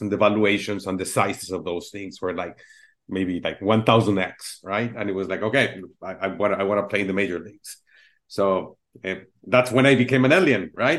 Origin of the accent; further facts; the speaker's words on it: Mexico City, Mexico; now in United States; I'm originally from Mexico City